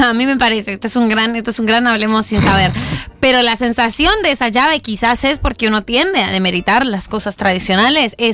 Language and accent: Spanish; Uruguay; now in New York, United States; Soy uruguaya, pero vivo en Nueva York.